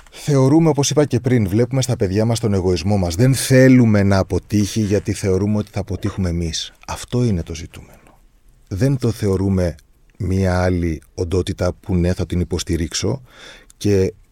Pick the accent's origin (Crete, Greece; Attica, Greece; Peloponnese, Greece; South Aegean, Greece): Crete, Greece; ειδικά εμείς που είμαστε από την Κρήτη και από την Κρήτη.